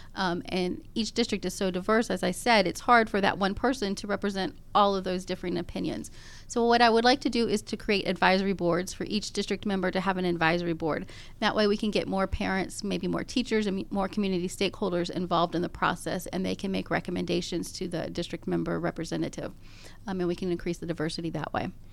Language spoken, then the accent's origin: English; Gwinnett County, Georgia, United States; Gwinnett County, I was born and raised in Gwinnett County